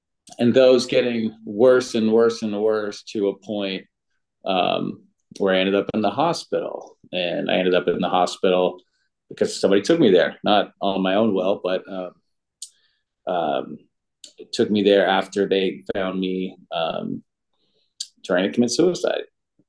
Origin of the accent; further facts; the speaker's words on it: Oakland, California, United States; Yeah, I'm from Oakland.